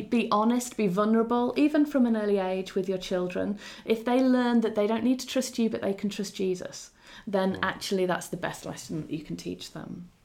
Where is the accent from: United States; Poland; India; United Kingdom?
United Kingdom; England; also born or lived in Ukraine; although my home country is English and I am Eng- well, Britain and I'm English